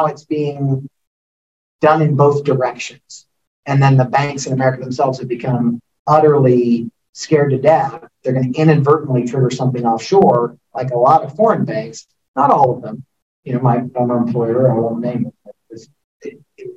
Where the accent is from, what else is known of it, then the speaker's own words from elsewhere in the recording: Topeka, Kansas, United States; moved away as an adult; I still have my hometown bank or First Bank and Trust in Topeka, Kansas. I've been with them for 48 years.